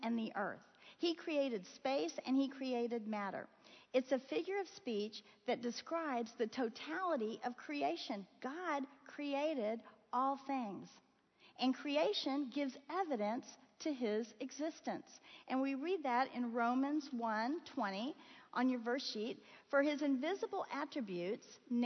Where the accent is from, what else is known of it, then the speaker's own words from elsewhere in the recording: Florida, United States; moved away; I grew up in Florida